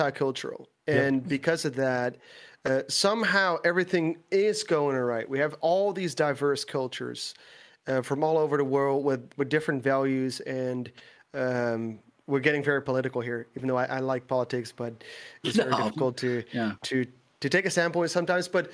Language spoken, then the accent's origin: English; Netherlands; English is a second language; I live in the Netherlands. I am from the Netherlands.